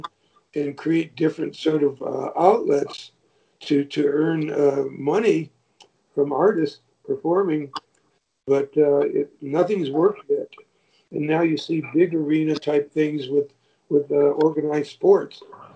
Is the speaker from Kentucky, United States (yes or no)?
no; Michigan, United States; moved away as an adult; now in Georgia, United States; I'm from Michigan, spent my whole life there